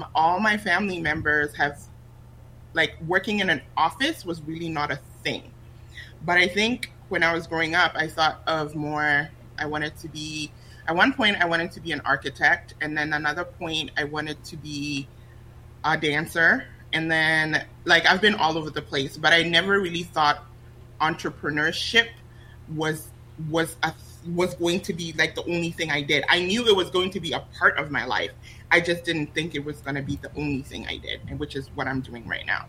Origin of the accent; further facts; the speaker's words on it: Botswana; English is a second language; But in terms of just growing up in Botswana, I never felt like I was lacking anything, right?